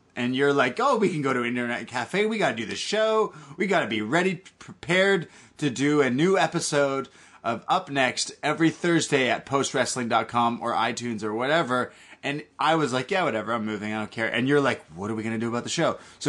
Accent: Canada; Listen. I'm Canadian, and I love to party.

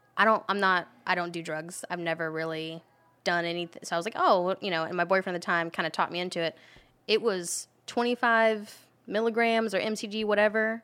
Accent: Gainesville, Florida, United States; I'm from Gainesville

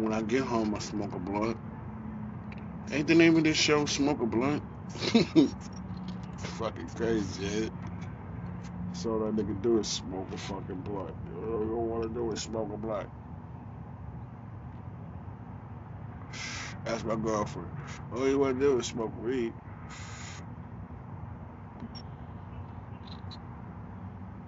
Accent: New York City, New York, United States; also born or lived in Manhattan / Harlem / Bronx / Long Island; now in Roanoke, United States; I moved out here from New York. Born and raised in New York

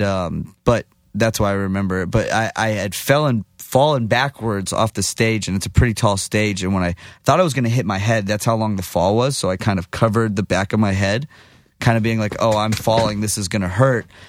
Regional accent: Texas, United States; I'm from Texas, but I'm Jewish

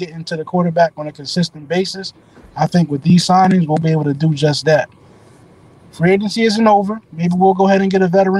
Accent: New Jersey, United States; I'm from New Jersey.

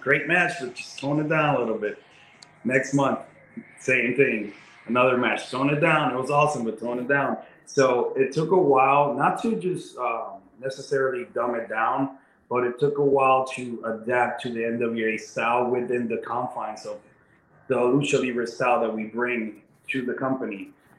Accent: Puerto Rico; now in Chicago, United States; I'm a Chicago boy because I moved from Puerto Rico to Chicago and I lived there for 7 years. So I always tell people that that's the city that built me and made me into a man.

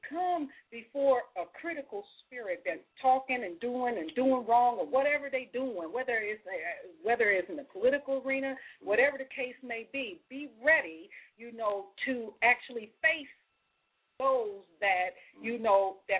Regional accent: United States; as American people

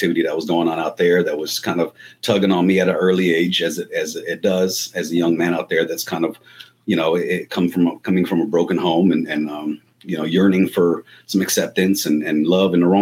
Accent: Los Angeles, California, United States; moved away; I was born and raised in Los Angeles, California, back in the 80s

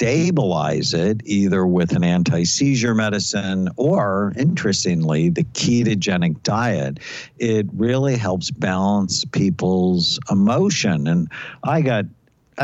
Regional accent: Los Angeles, California, United States; I grew up in Southern California. I grew up in the San Fernando Valley where we had smog days

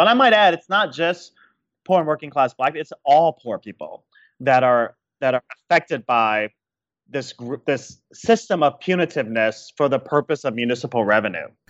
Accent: Chicago, Illinois, United States; my hometown of Chicago

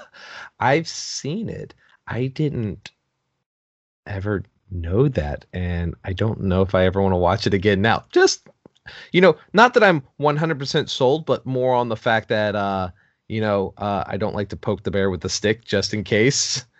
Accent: Connecticut, United States; That's actually my hometown

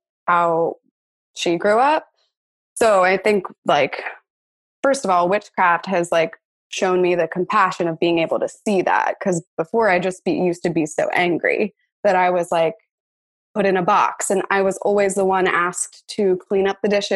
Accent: Pennsylvania, United States; I grew up in Republican Pennsylvania

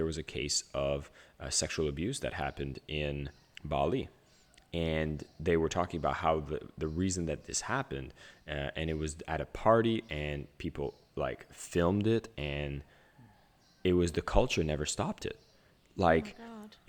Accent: Canada; So first off … I grew up in a small village in Canada

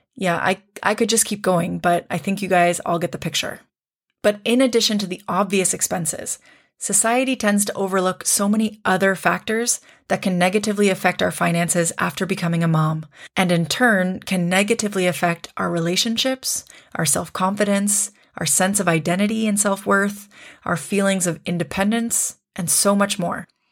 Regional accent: Canada; moved away as an adult; I'm Canadian, but I live abroad

